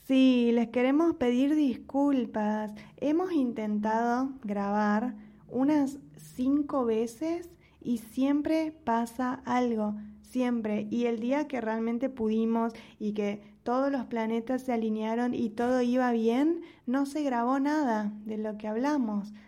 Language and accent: Spanish; Argentina; now in Mexico; yo como argentina contando mi experiencia en México